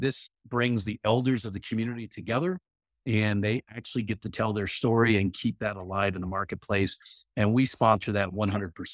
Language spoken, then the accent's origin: English; Arizona, United States; I grew up in the Southwest in Arizona